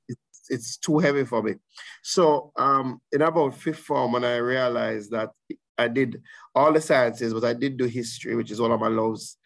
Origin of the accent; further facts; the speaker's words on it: Saint Elizabeth, Jamaica; I grew up in St. Elizabeth. I mm. consider myself a son of St. Elizabeth